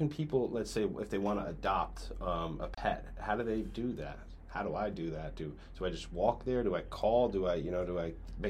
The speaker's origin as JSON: {"language": "English", "area": "Morris County", "region": "New Jersey", "country": "United States", "tie": "born or raised there", "said": "Maybe it's just because I'm from Morris County."}